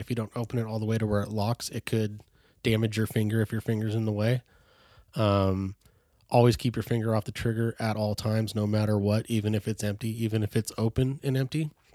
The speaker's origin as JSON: {"language": "English", "area": "Bay Area", "region": "California", "country": "United States", "tie": "born or raised there", "said": "born and raised in the Bay Area, California"}